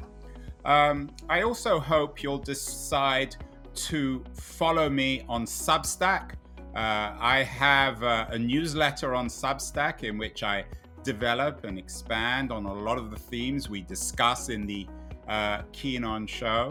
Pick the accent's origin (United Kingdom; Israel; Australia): United Kingdom; England; growing up in England, Murdoch was essential reading